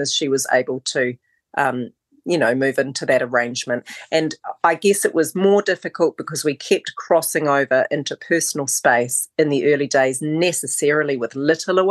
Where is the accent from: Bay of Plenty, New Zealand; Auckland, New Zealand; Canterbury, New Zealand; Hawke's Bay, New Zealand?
Canterbury, New Zealand; Christchurch; born or raised there; also born or lived in Oamaru, New Zealand / Wellington, New Zealand / Queenstown, New Zealand